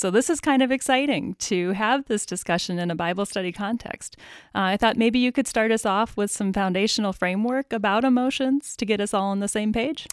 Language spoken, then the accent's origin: English; Midwest, United States; Midwest, but, but particularly that Scandinavian kind of Lutheran background